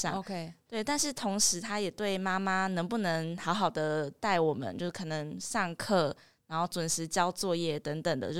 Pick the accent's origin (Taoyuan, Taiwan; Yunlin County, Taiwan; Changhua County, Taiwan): Changhua County, Taiwan; Lukang; 我是彰化鹿港人。那我的妈妈是来自越南胡志明市，